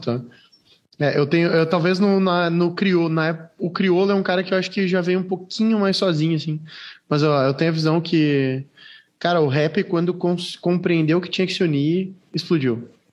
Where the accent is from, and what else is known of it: Rio Grande do Sul, Brazil; accent: gaúcho